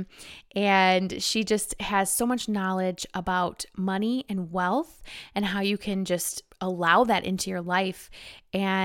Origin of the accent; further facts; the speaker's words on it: Michigan, United States; I'm from Michigan